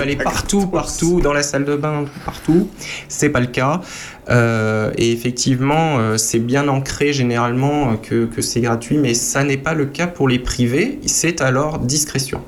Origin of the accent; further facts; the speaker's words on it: Marange-Zondrange, Grand Est, France; étant né à la frontière allemande en Moselle, dans une zone concordataire où ces fabriques d'églises existent encore. Je prends l'exemple de mon village natal, 300 euh, habitants.